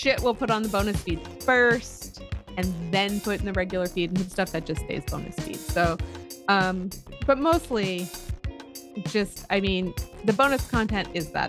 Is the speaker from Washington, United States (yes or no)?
yes; Tacoma, Washington, United States; I don't know, like I'm actually like from Tacoma.